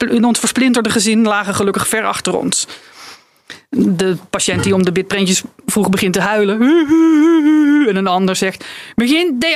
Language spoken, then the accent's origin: Dutch; Friesland, Netherlands; ik, ik kom uit Friesland